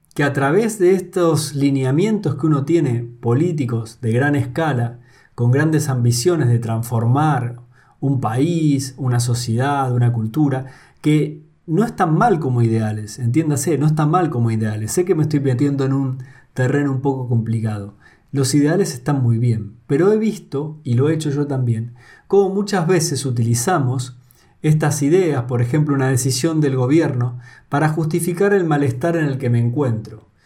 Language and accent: Spanish; Argentina; moved away as an adult; now in Spain; Yo soy argentino y vivo en España